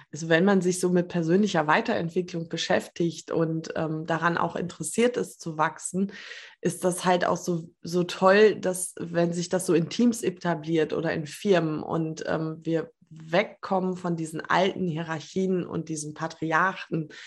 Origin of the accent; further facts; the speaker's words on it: Potsdam, Brandenburg, Germany; now in Berlin, Germany; Vielen Dank für die Einladung, heute hier dabei zu sein. Ähm, ich bin gebürtig aus Potsdam, war 20 Jahre weg und bin dann nach Berlin zurückgekehrt